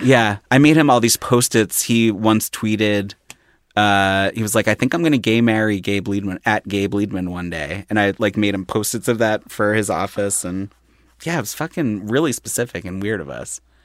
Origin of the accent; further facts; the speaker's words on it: Philadelphia, Pennsylvania, United States; moved away; I'm from Philly, like Center City border of South Philly. And there was a restaurant growing up called Judy's.